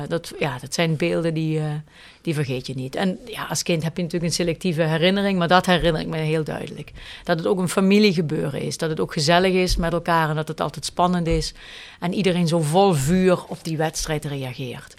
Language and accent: Dutch; Kerkrade, Limburg, Netherlands; moved away as an adult; also born or lived in Zaltbommel / Beesel-Reuver; mijn man en ik zijn allebei van kerkraden, maar we spreken geen dialect met elkaar.